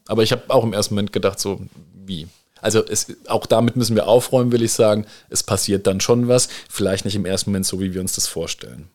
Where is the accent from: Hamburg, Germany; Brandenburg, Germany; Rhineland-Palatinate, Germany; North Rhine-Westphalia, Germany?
Rhineland-Palatinate, Germany; jetzt als Pfälzer, äh, und Rheinland-Pfälzer